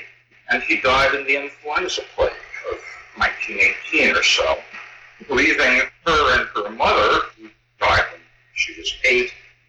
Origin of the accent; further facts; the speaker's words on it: Perth Amboy, New Jersey, United States; I was born in Chris Amboy, New Jersey, but my father was from a well-to-do Jewish family in New York.